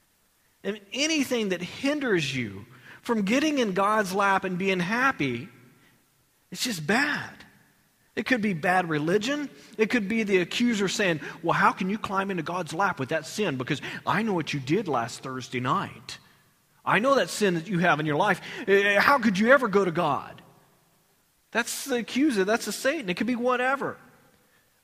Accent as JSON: {"language": "English", "region": "Texas", "country": "United States", "said": "I'm from Texas."}